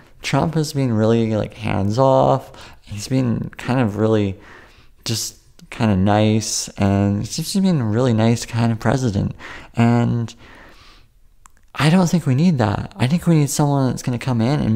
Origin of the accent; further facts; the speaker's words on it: Canada; I'm Canadian